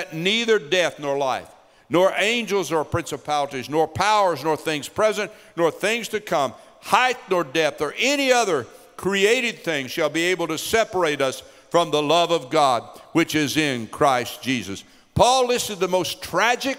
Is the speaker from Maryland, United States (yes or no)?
no; Knoxville, Tennessee, United States; moved away; We're from East Tennessee, grew up in Knoxville, Tennessee